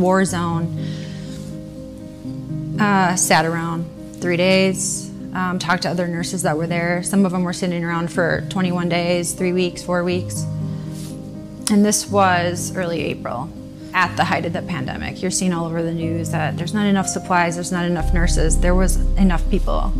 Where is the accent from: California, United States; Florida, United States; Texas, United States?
Florida, United States; Tampa; I'm from Tampa, Florida.